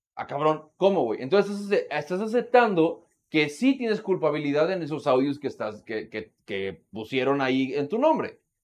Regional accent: Mexico; como mexicanos

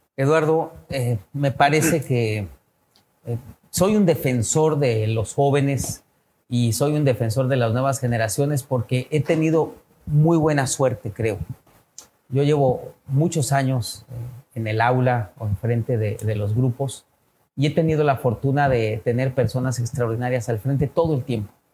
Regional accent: Mexico; México, nuestro país tan querido

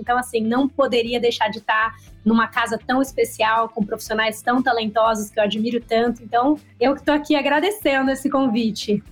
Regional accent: Campinas, São Paulo, Brazil; moved away as an adult; also born or lived in Rio de Janeiro; Eu nasci em Gambinas, interior de São Paulo

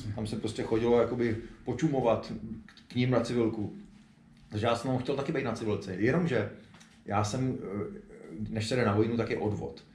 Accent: Prague, Czechia; jako Pražák

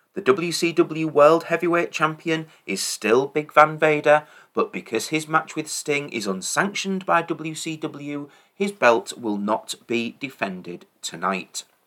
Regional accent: England, United Kingdom; as an Englishman

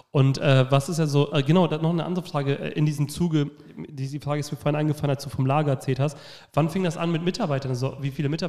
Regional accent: Oldenburg, Lower Saxony, Germany; Also erstmal als Oldenburger, ich meine, ich ziehe jetzt mal Sandburg mit dazu

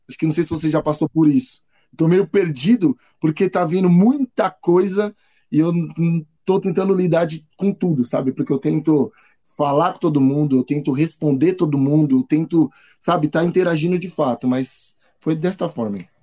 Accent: São Paulo, Brazil; Moro com meus pais, Estou aqui na, em São Paulo, Zona Sul

